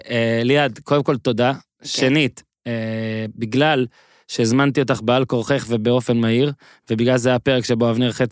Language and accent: Hebrew; Ben Ami, Northern District, Israel; מושב בן עמי, ליד נהריה.